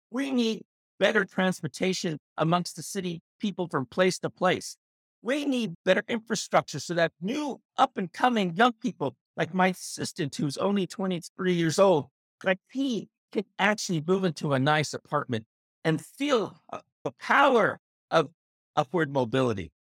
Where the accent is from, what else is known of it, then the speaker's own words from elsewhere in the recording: United States; I grew up in the United States from the poor Mexican family